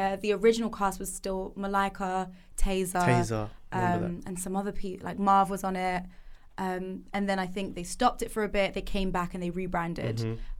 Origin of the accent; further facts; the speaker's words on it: Reading, South East England, United Kingdom; So I'm from Reading as well. So I wasn't from London, and it was just, thrown into the deep end.